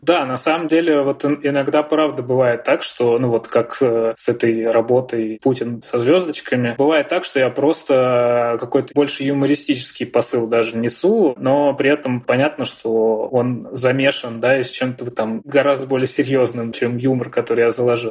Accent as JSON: {"language": "Russian", "country": "Russia", "said": "я из России"}